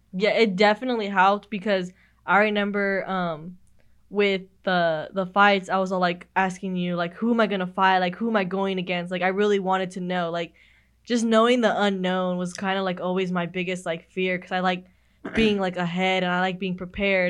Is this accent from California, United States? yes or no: yes; Madera, California, United States; moved away as an adult; when I come back to my hometown, I help out the recruiters, you know, I know next week I have, I'm going to Madera High and Madera South